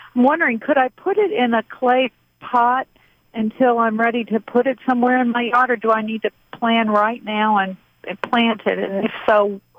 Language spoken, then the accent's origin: English; Missouri, United States; now in Georgia, United States; I grew up with it in Missouri.